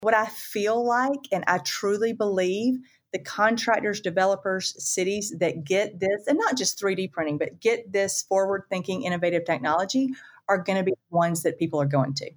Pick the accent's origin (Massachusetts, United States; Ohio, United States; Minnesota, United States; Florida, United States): Florida, United States; the Panhandle of; I'm from the Panhandle of Florida